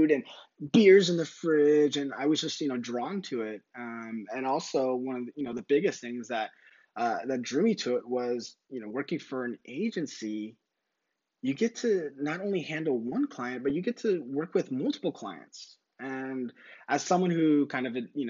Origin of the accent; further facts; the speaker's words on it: San Diego, California, United States; also born or lived in Temecula, California; I'm from San Diego